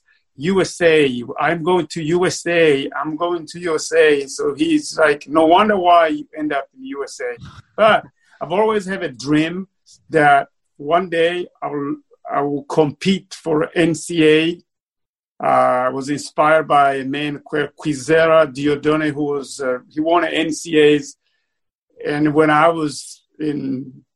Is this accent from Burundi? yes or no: yes; Bururi Province, Burundi; now in Austin, United States; I was born and raised in Burundi. I was raised in southern province called Bururi.